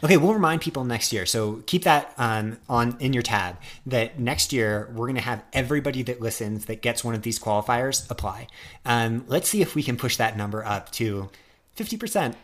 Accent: United States; I'm such an American

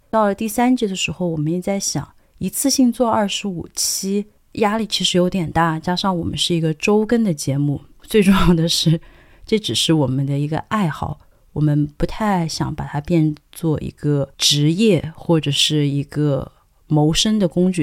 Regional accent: Sichuan, China; accent: Sichuanese; 我自己本人是四川人嘛，那我当然对于四川话或者是云贵川，我觉得好像我们的话都很类似

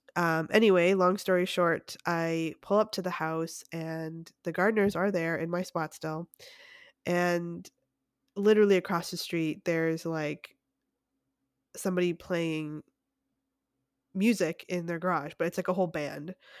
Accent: Canada; now in United States; being Canadian

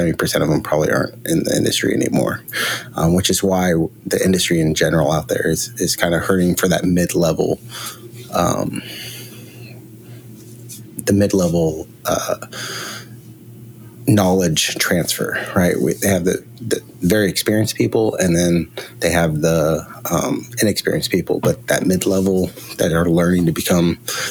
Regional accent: Seattle, Washington, United States; moved away; also born or lived in Morgan City, Louisiana; Growing up in Seattle, we have a lot of immigration of Russians, so, and Ukrainians

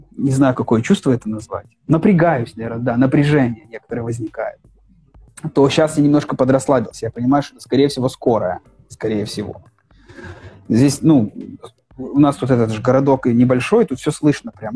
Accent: Pinsk, Brest Region, Belarus; moved away as an adult; also born or lived in Minsk, Belarus; now in Alanya, Turkey; Я на некоторое время переехал в Пинск. Но между Минском и Аланией у меня была неделя в Пинске. Мой родной город

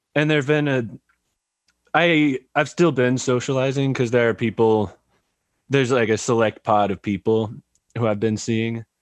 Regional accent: California, United States; moved away as an adult; also born or lived in San Jose; now in Eugene, United States; I grew up in California

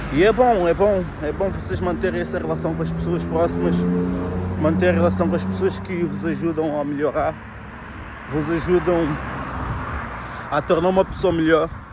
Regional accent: Viseu, Portugal; moved away; eu cresci, estudei em Viseu

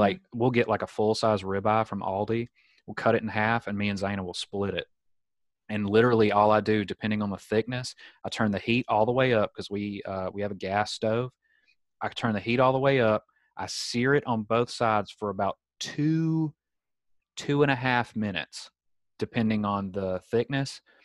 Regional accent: Southern United States, United States; accent: Southern; moved away as an adult; also born or lived in Alabama; now in San Diego, United States; my Southern accent

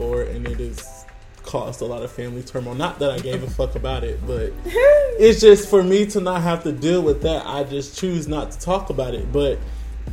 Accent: Augusta, Georgia, United States; where I'm from Augusta

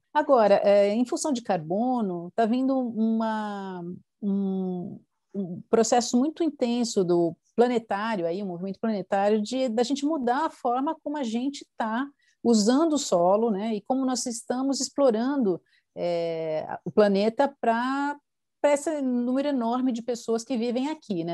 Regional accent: Brazil; como brasileiros

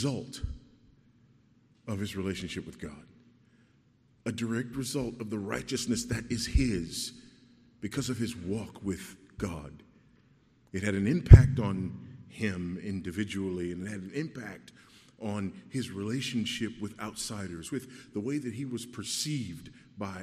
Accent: Los Angeles, California, United States; I remember riding the bus when I was a kid, you know, growing up in Los Angeles

